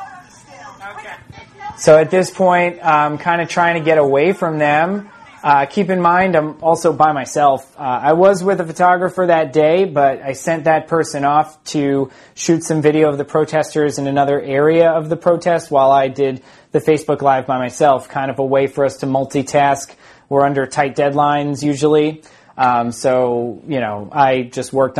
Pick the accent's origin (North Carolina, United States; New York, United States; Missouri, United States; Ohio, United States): New York, United States; Smithtown; also born or lived in St. James, New York; I am from Smithtown. I went to Smithtown High School. I grew up in both Smithtown and St. James